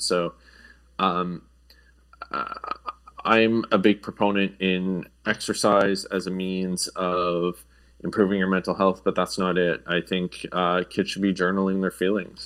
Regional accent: Sudbury, Ontario, Canada; also born or lived in Europe; now in Toronto, Canada; I grew up in Sudbury

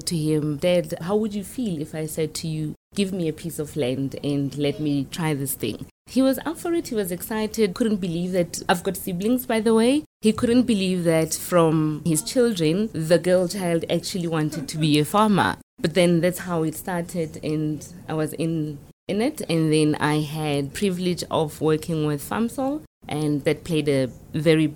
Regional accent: Sannieshof, North West, South Africa; moved away as an adult; also born or lived in Johannesburg; I am from Sannieshof. I was born and bred in a farm called Bossies

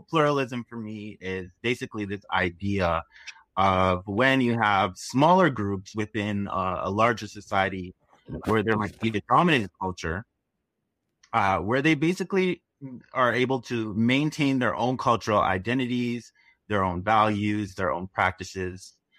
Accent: Toronto, Ontario, Canada; I am from Toronto, Canada

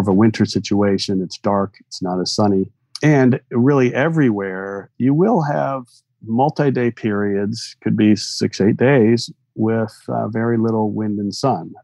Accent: Michigan, United States; I grew up in Michigan

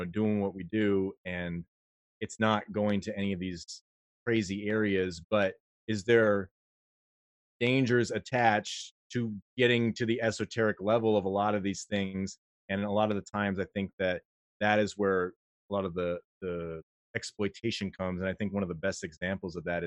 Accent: United States; I'm an American

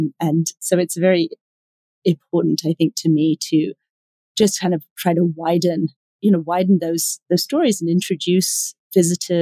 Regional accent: London, United Kingdom; also born or lived in Cambridge; now in New York, United States; I'm not a native New Yorker. I was raised in London

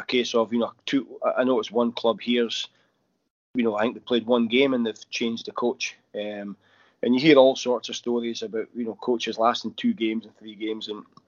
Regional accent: Aberdeen, Scotland, United Kingdom; moved away as an adult; also born or lived in Glasgow; now in Srinagar, India; That's my hometown team

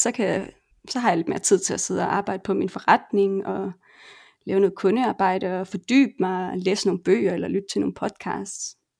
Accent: Denmark; moved away as an adult; also born or lived in Colombia / Argentina; now in Barcelona, Spain; hjemme i Danmark

